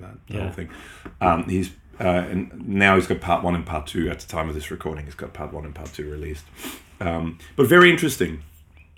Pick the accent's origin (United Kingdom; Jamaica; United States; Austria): Austria; first language German; English is a second language; moved away; I grew up in Austria, so that's my native language.